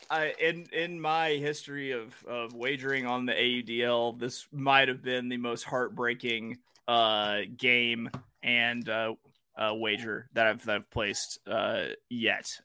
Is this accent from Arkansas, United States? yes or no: yes; Arkansas, United States; I've lived in Arkansas my entire life